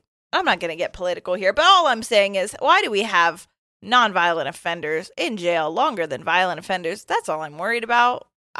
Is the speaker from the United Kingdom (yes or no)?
yes; England, United Kingdom; I'm originally from England.